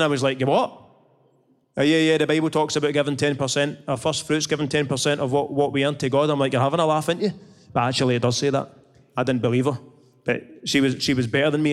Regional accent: Scotland, United Kingdom; I'm Scottish.

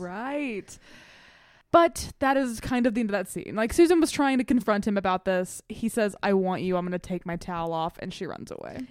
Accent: the South, United States; I grew up in the South

